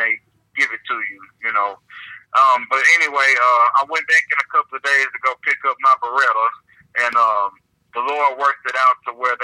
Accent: Houston, Texas, United States; also born or lived in Conroe, Texas / Austin, Texas; I was born in Houston, raised in Houston. Lived in Conroe for a little bit, but I finished high school in Austin

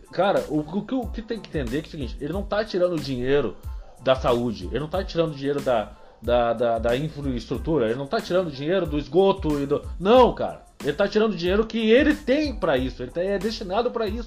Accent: Cidreira, Rio Grande do Sul, Brazil; onde eu me criei, assim, e é onde eu, eu, eu descobri as malandragens da, da, da, da, vida pública

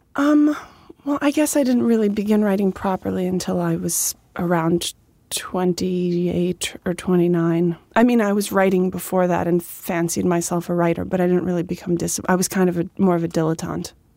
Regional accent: Dix Hills, New York, United States; In Dix Hills, Long Island

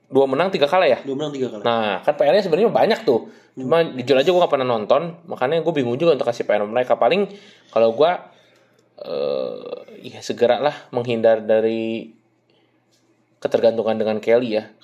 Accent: West Java, Indonesia; itu kalau gue sih orang Sunda ngerti ya

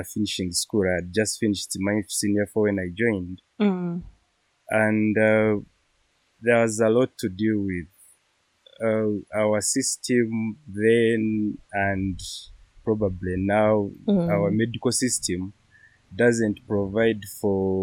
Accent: Kawale, Western Region, Uganda; I am from Kawale in Western Uganda

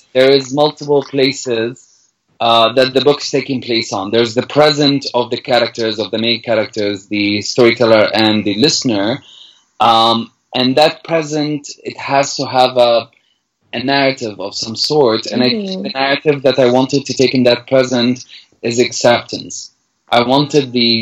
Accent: Damascus, Damascus Governorate, Syria; English is a second language; moved away as an adult; now in Canada; I was born in Damascus in 1984 and I grew up and I had my childhood.

